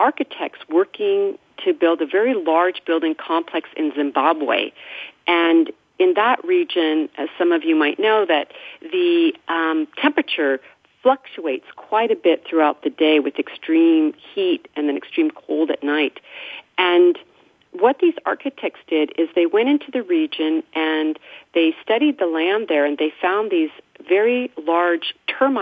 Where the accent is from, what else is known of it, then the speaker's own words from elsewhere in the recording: Mendocino County, California, United States; growing up in Mendocino County